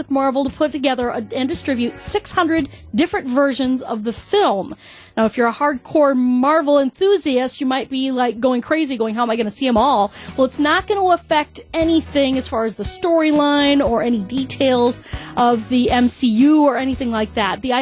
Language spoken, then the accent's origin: English; Chippewa Falls, Wisconsin, United States; You ever, uh, ever been to Wisconsin? Well, they have some of the coldest winters around. I grew up there near Chippewa Falls.